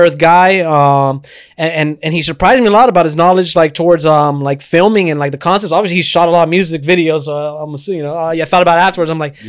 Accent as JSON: {"language": "English", "town": "Miami", "region": "Florida", "country": "United States", "tie": "born or raised there", "also_born_or_lived": "Westchester, Florida", "said": "I was kind of like always between Westchester and Kendall or whatever"}